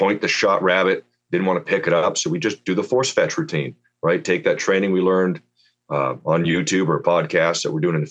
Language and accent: English; outside of Vancouver, British Columbia, Canada; moved away as an adult; now in Kelowna, Canada; I grew up outside of Vancouver, British Columbia, and I had a dog and no hunting